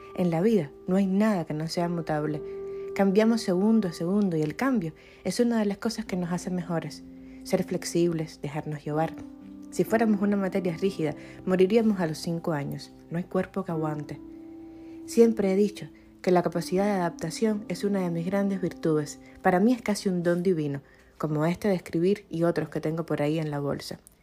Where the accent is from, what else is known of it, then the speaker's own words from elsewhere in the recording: Cuba; Yo soy cubana